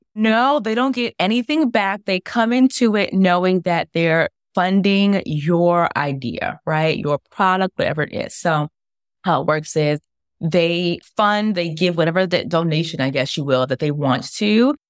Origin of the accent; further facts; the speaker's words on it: New York City, New York, United States; I'm from New York, grew up in Brooklyn and Staten Island